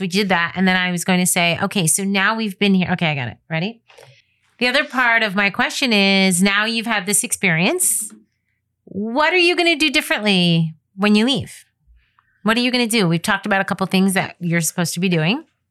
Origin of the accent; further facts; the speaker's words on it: United States; I'm an American photographer